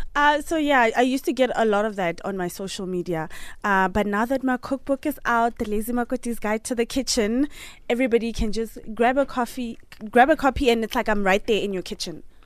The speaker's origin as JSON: {"language": "English", "town": "Polokwane", "region": "Limpopo", "country": "South Africa", "tie": "born or raised there", "moved": "yes", "said": "I'm from Polokwane"}